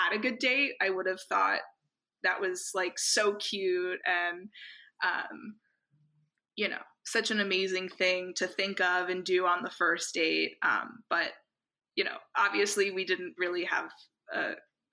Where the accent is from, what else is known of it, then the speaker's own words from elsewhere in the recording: United States; from the US and also I'm Jewish